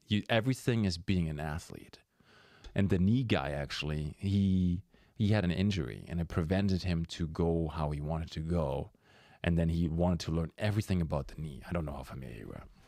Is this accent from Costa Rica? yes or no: no; Germany; moved away; I'm from Germany